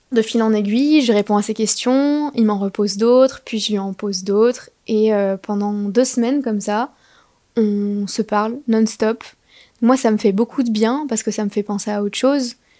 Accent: France; je suis française

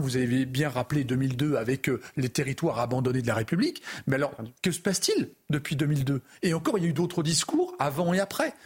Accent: France; je suis Français

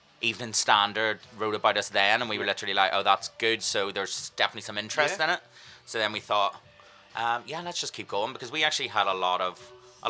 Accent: Ireland; now in London, United Kingdom; We're Irish

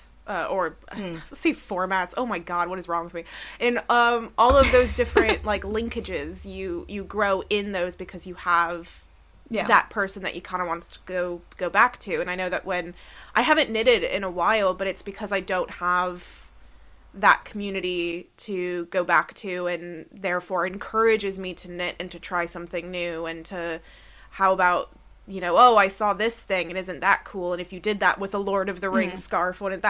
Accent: Orange Park, Florida, United States; moved away; I grew up in Orange Park, Florida, which did not have like loads of coffee shops in the way that the UK does.

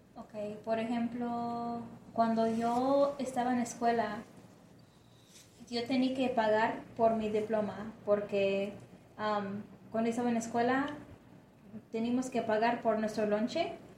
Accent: De Queen, Arkansas, United States; Spanish is a second language; crecí en una ciudad bien chiquitita, se llama De Queen en el estado de Arkansas

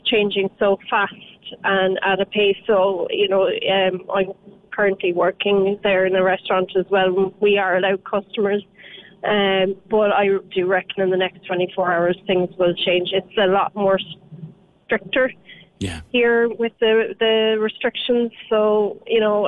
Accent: Ireland; now in United Kingdom; as an Irish person

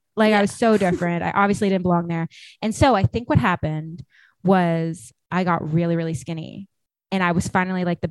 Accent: San Jose, California, United States; I grew up in San Jose, California

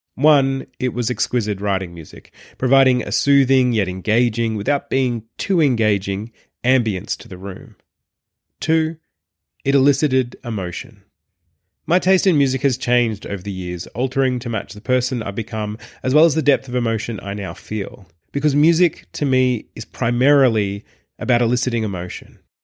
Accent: Traralgon, Victoria, Australia; my hometown of Terrelgan

